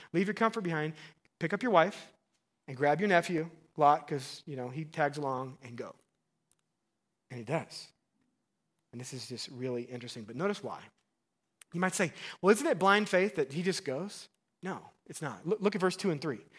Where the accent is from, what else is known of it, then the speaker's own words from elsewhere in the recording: Missouri, United States; I'm from Missouri